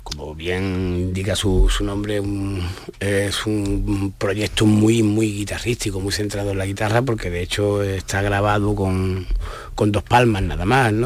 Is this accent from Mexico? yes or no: no; Estepona, Andalusia, Spain; allí de Estepona, de mi pueblo